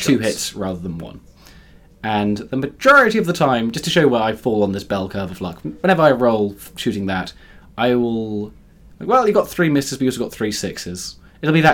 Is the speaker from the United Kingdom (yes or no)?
yes; United Kingdom